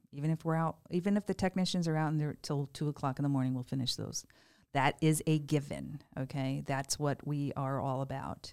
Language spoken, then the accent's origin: English; Greenwich, Connecticut, United States; moved away as an adult; also born or lived in Stamford, Connecticut; now in Estero, United States; I grew up in Greenwich